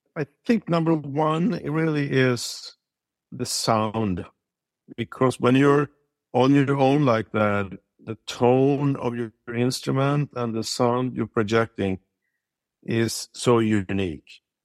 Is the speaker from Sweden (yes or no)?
yes; Sweden; moved away as an adult; also born or lived in Stockholm; now in United States; growing up in Sweden